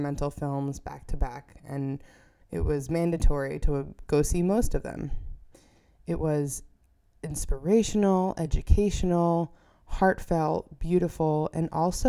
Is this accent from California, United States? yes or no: no; New York, United States; moved away as an adult; I returned to my home state of New York